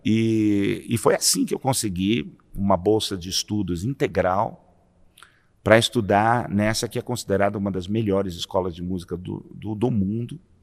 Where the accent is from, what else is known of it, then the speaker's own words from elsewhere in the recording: São Paulo, Brazil; cresci na Vila Bela, nasci na Vila Bela, ali na região da, da Vila Prudente